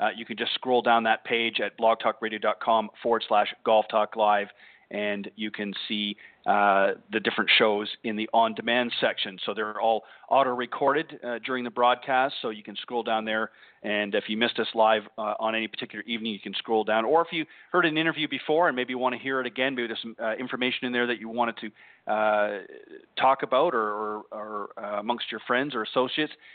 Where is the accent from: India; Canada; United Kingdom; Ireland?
Canada; Burlington, Ontario; moved away; my hometown or home area, if you will, of Burlington, Ontario, Canada